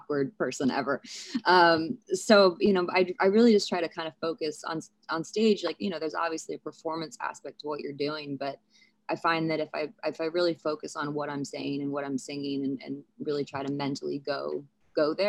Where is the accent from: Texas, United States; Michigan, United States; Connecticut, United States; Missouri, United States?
Missouri, United States; St. Louis; I was born in St. Louis